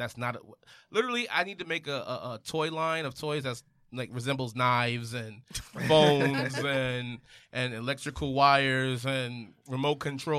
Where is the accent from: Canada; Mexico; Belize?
Belize; I'm from Belize too.